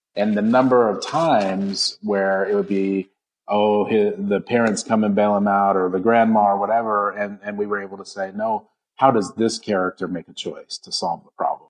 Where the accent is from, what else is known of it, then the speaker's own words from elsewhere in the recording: Odessa, Texas, United States; now in Raleigh, United States; I grew up in West Texas, um, in Odessa, Texas, actually